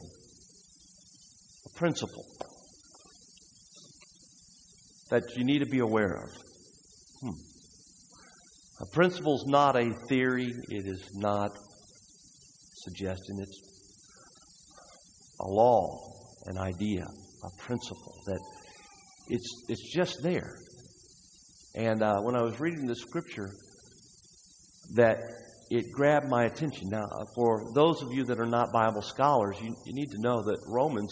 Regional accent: United States; we as Americans

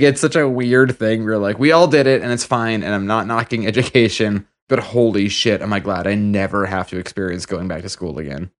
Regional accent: Massachusetts, United States; we're all from Massachusetts

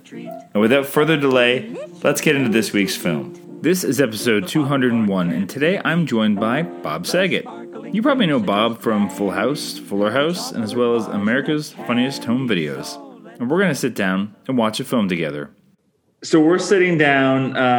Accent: Canada

